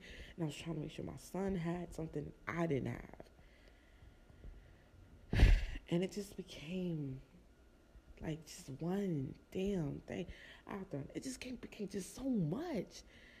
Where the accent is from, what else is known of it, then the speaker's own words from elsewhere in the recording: New Jersey, United States; also born or lived in Florida; I came from Jersey and I was in Florida